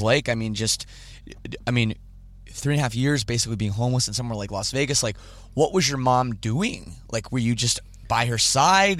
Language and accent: English; Canada; I'm Canadian